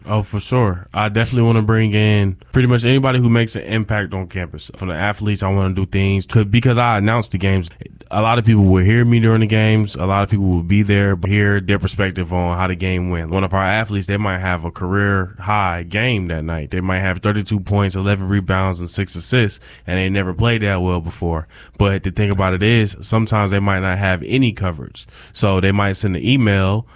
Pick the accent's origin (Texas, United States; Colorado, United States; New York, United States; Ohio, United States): New York, United States; Rochester; I'm from Rochester, New York. upstate New York.